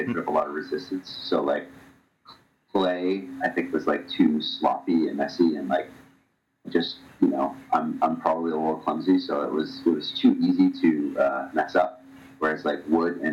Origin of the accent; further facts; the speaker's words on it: Medfield, Massachusetts, United States; I grew up in the Boston area, a little town called Medfield